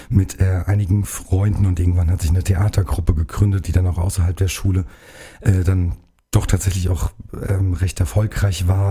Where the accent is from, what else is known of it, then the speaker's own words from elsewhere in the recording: Karben, Hesse, Germany; komme hier aus dem Nachbarkreis, aus der Wetterau, aus Karben, um genau zu sein, bei Bad Vilbel